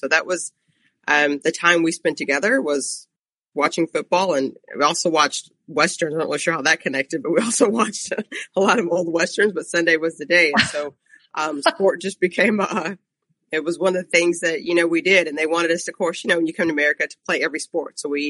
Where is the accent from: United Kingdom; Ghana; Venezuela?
Ghana; now in United States; So I'm actually originally from Ghana, and when I came to the United States was in the late 70s